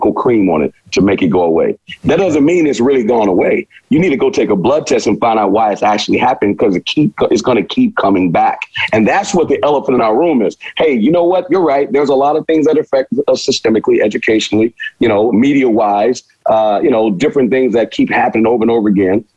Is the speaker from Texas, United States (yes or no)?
yes; Houston, Texas, United States; moved away as an adult; also born or lived in Villanova, Pennsylvania; now in California, United States; I'm from Houston and I'm from a certain demographic and I love where I'm from